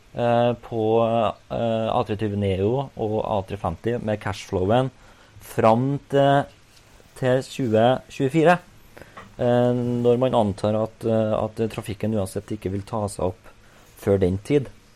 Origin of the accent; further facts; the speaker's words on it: Trøndelag, Norway; jeg som trønder